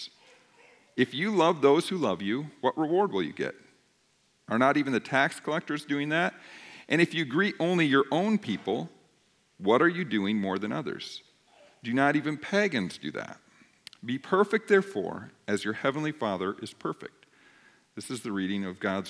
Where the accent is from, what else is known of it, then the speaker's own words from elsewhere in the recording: United States; I'm an American